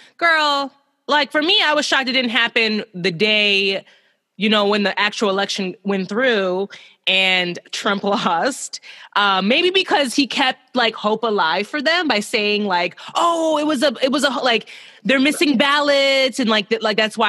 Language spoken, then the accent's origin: English; Chicago, Illinois, United States; me and Becky are from Chicago. We're in Chicago right now.